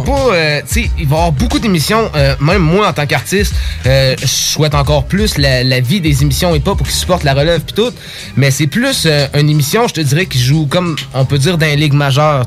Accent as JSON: {"language": "French", "town": "Sainte-Apolline-de-Patton", "region": "Quebec", "country": "Canada", "said": "on vient de Sainte-Apolline, puis saint euh, Sainte-Apolline de Patton"}